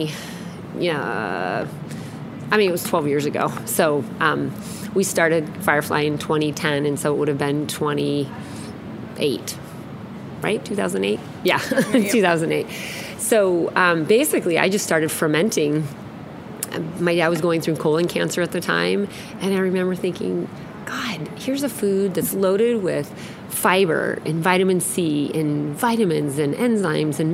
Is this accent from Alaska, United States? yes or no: yes; Alaska, United States; now in Seattle, United States; I grew up in Alaska